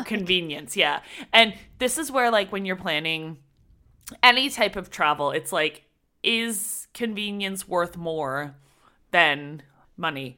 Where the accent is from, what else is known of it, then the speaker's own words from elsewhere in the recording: near Toronto, Ontario, Canada; we're from Toronto, well, near Toronto